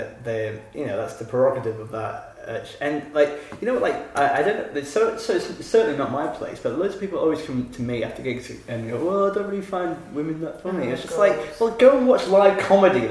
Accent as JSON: {"language": "English", "country": "United Kingdom", "said": "as a British person"}